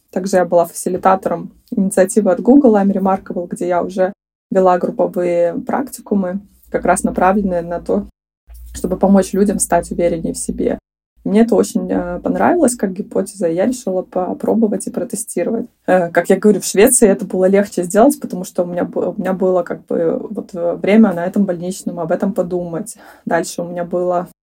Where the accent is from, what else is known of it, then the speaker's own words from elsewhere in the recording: Belarus; moved away as an adult; now in Sweden; в моей стране, я из Беларуси